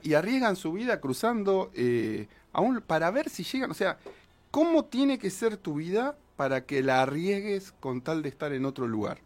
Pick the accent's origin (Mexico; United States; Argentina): Argentina; como argentinos, nos costaría más ser parte del mundo